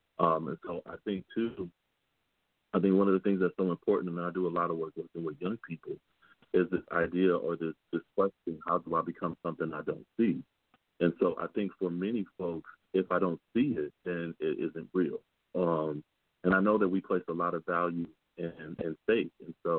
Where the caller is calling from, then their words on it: Michigan, United States; I know that for me, I'm calling in from Michigan